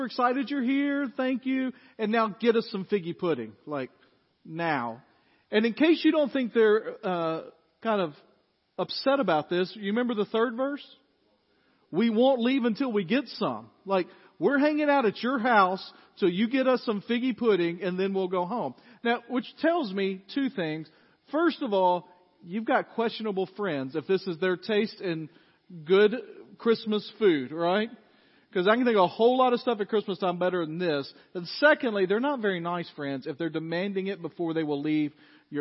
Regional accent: Dyersburg, Tennessee, United States; I grew up in First Baptist Dyersburg

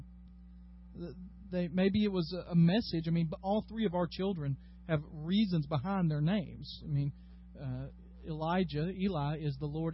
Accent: Dyersburg, Tennessee, United States; I am from Dyersburg, Tennessee.

